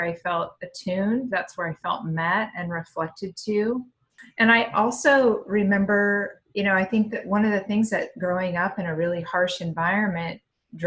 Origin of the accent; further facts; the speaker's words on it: Eastern Oregon, United States; I grew up in Eastern Oregon